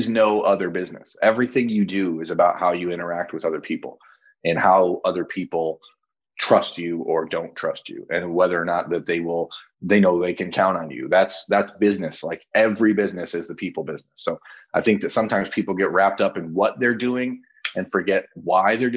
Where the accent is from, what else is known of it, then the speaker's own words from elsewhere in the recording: Toledo, Ohio, United States; I grew up in Toledo.